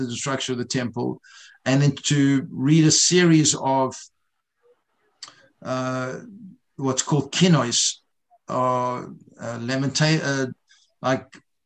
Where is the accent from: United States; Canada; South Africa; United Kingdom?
South Africa; I grew up in South Africa not knowing what Tisha B'Av was.